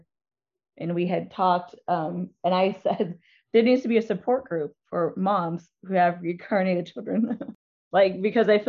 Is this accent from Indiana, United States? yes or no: yes; Indiana, United States; I'm from Indiana